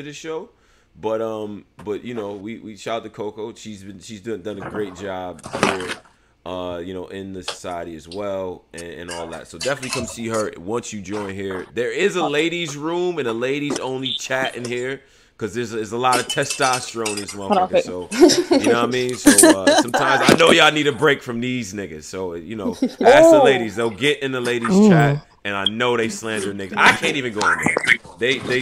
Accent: Rochester, New York, United States; I grew up in Rochester, New York.

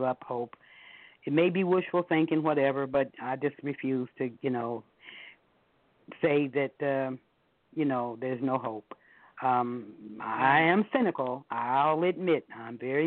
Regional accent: Ohio, United States; when I was growing up in Ohio, I was probably about 11 or 12

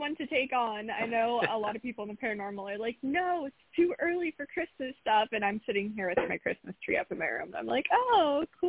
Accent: California, United States; as a Californian, it's exciting.

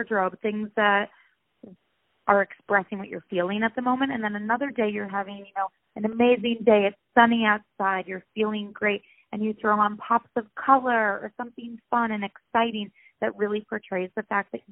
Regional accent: Rochester, New York, United States; moved away as an adult; also born or lived in Ohio; now in Los Angeles, United States; I'm originally from upstate New York, Rochester to be exact. I grew up there my entire life

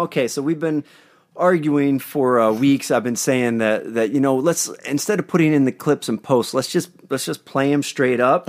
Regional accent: East Coast, United States; now in Los Angeles, United States; I'm from the East Coast

